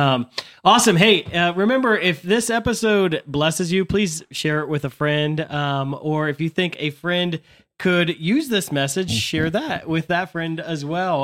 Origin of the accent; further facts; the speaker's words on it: United States; We're we're American Catholics